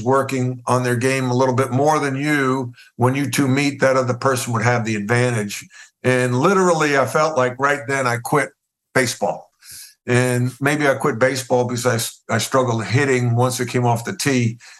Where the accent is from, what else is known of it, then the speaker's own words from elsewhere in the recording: Long Island, New York, United States; now in Charlotte, United States; I grew up on Long Island, about 30 miles outside of New York City.